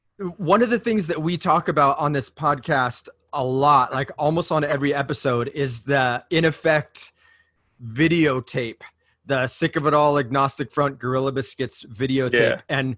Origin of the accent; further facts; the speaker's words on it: Orange County, California, United States; growing up in Orange County, California, and things are on a much smaller scale